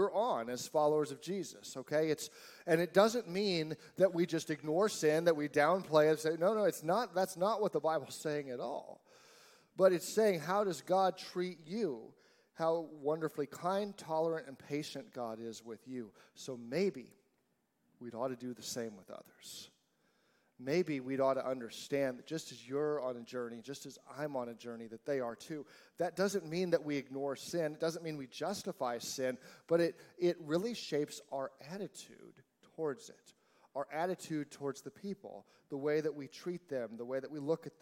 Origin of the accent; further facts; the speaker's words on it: United States; I'm an American.